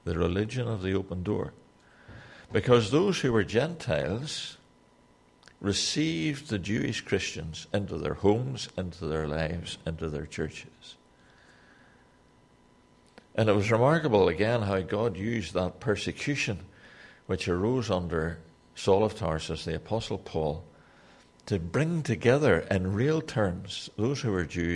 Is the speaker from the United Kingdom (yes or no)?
yes; Newtownards, Northern Ireland, United Kingdom; I'm from Newtownards in Northern Ireland.